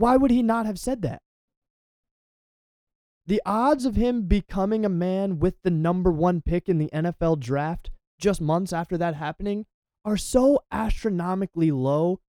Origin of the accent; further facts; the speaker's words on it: Delaware, United States; I'm from Delaware